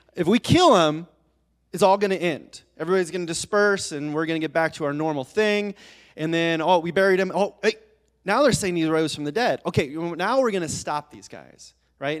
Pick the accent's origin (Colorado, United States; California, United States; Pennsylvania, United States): Colorado, United States; Colorado Springs; as a little kid, I grew up in Colorado Springs